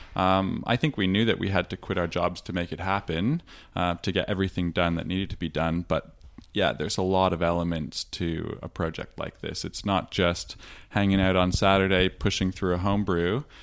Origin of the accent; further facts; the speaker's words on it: Toronto, Ontario, Canada; now in Victoria, Australia; I grew up in Toronto